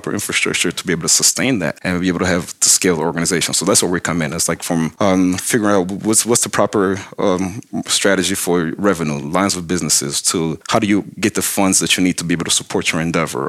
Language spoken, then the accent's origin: English; DR Congo; now in Atlanta, United States; Originally, I'm from Zaire.